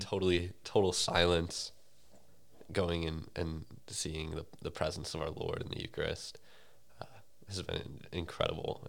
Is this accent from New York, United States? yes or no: no; St. Louis, Missouri, United States; I'm from Saint Louis